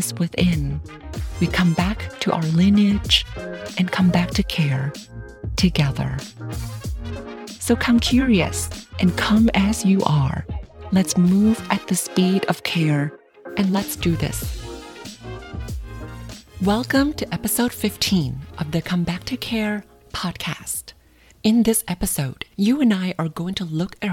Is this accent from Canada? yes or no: no; Thailand; moved away as an adult; now in United States; growing up in Thailand